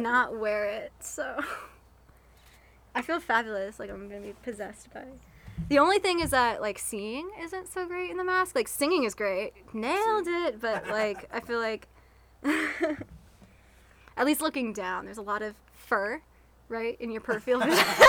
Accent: Atlanta, Georgia, United States; my hometown like i love the city of atlanta

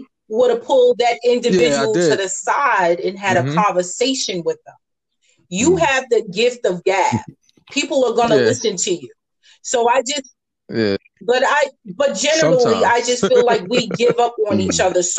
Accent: New York City, New York, United States; now in Atlanta, United States; I'm born and raised in the Bronx and Staten Island

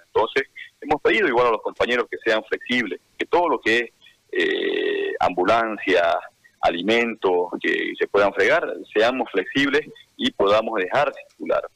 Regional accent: Santa Cruz, Bolivia; nosotros como cruceños, como bolivianos

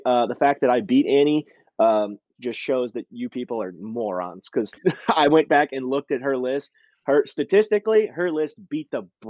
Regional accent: Texas, United States; moved away; also born or lived in Michigan; I grew up in Texas

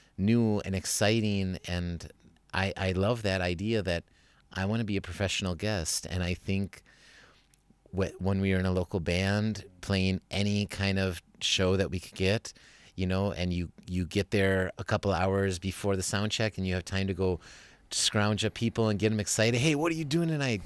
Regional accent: Wisconsin, United States; moved away as an adult; now in Germany; I'm coming from Wisconsin

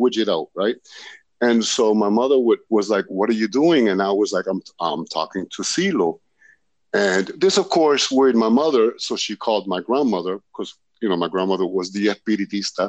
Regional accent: Lowell, Massachusetts, United States; I grew up in Massachusetts in a northern city known as Lowell, Massachusetts

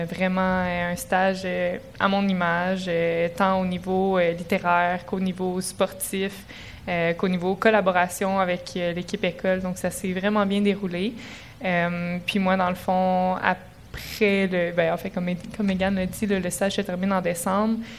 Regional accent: Sherbrooke, Quebec, Canada; je suis native de Sherbrooke.

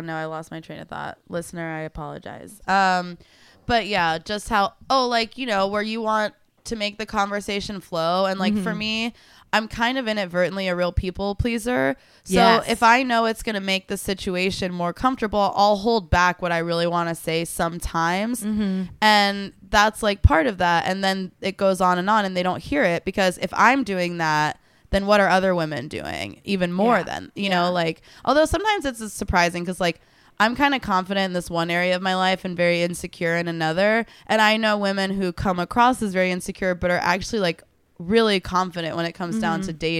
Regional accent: Tulsa, Oklahoma, United States; where I'm from Tulsa, and the town actually ended up having this big newspaper expose

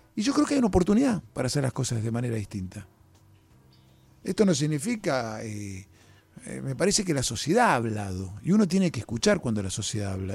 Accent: Argentina; como argentinos

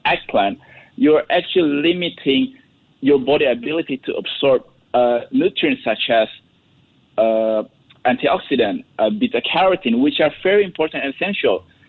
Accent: Indonesia; I'm from Indonesia

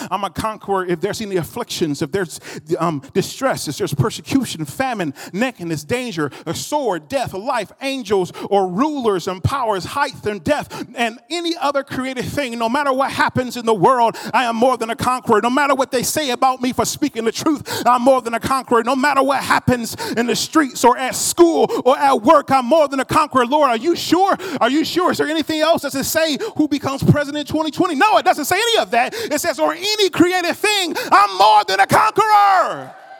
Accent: United States; I was noticed as an American before I opened up my mouth

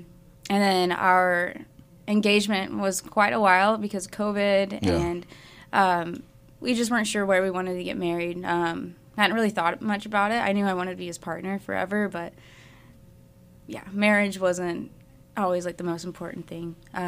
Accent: Arizona, United States; No, I'm from Arizona originally.

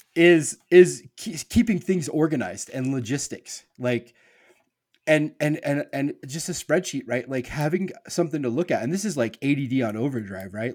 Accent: Nebraska, United States; I grew up in Nebraska

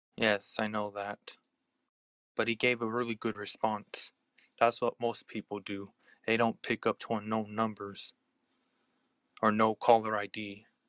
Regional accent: United States; I'm from the US

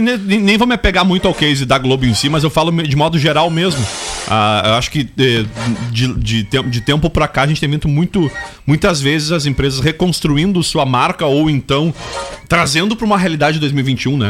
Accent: Brazil; enquanto brasileiro

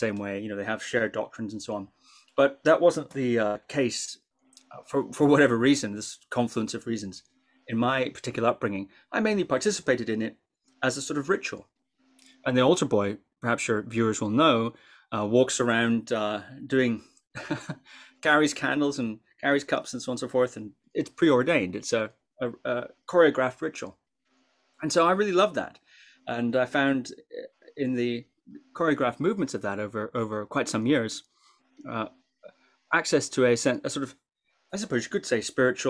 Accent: Shetland Islands, Scotland, United Kingdom; I grew up on the Shetland Islands

